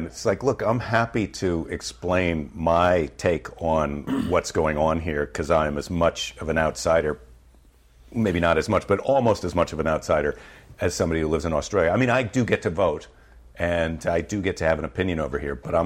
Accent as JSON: {"language": "English", "country": "United States", "said": "I am an American, but I'm not that American that you think I am"}